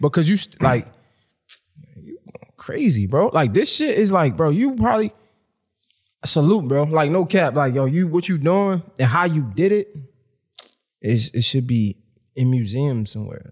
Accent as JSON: {"language": "English", "town": "Baltimore", "region": "Maryland", "country": "United States", "said": "I'm from Baltimore"}